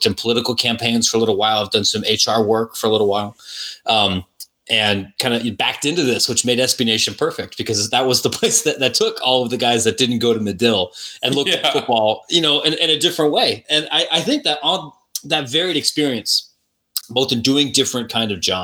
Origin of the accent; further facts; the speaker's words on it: Licking County, Ohio, United States; now in Chicago, United States; I grew up in Licking County, Ohio, which is just east of Columbus